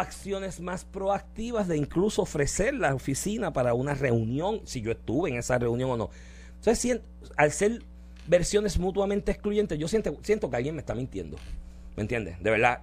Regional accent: Puerto Rico

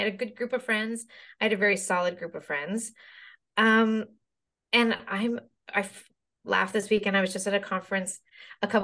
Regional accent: Glace Bay, Nova Scotia, Canada; I grew up there on the East Coast of Canada, loved it.

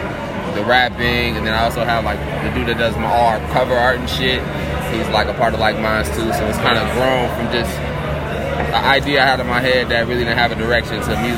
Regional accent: Minneapolis, Minnesota, United States; Here, Minneapolis. Southside, for sure.

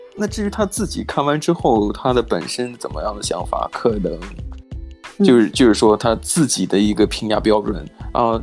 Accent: China; moved away; 拜托我也是中国来的

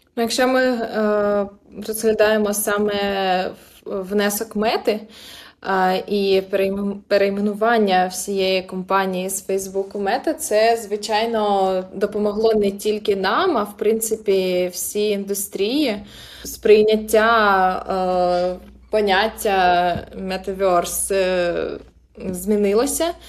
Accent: Crimea, Ukraine; moved away; я, наприклад, народилася в Криму

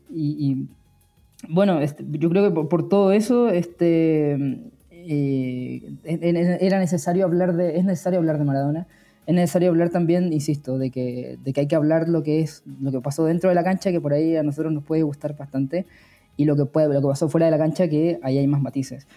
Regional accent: Patagonia, Chile; moved away; also born or lived in Río de la Plata; no soy argentino, ¿no? Lo, lo, veo desde, lo veí desde Chile, desde la Patagonia

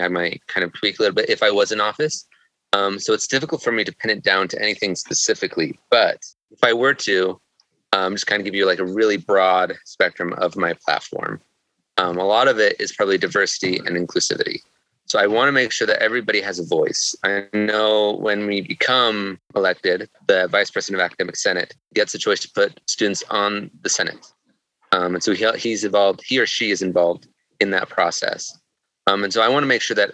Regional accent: Salt Lake City, Utah, United States; also born or lived in Rexburg, Idaho; I grew up in Salt Lake City

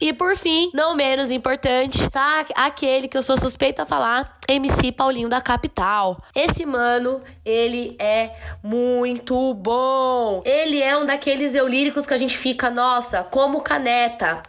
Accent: São Paulo, Brazil; da minha quebrada dos extremos da zona sul do Grajaú

